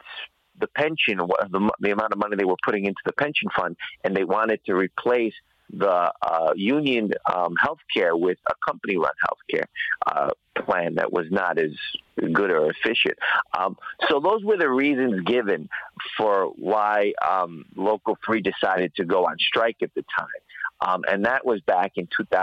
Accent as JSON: {"language": "English", "town": "New York City", "region": "New York", "country": "United States", "said": "I'm from Queens, New York"}